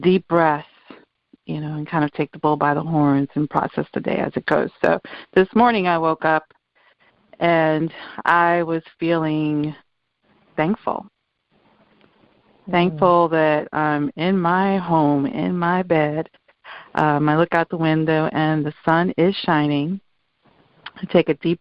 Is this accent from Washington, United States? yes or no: no; New York, United States; moved away as an adult; now in Florida, United States; I am a first generation Dominican. I was born in New York in the 60s